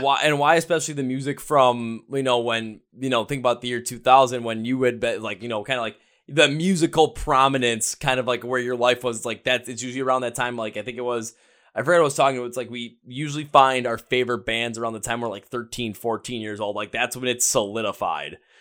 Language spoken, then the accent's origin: English; Wisconsin, United States; I am from Wisconsin